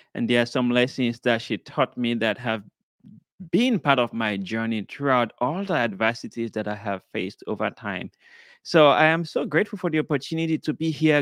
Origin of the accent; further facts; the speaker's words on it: Sierra Leone; I was born in Sierra Leone, West Africa.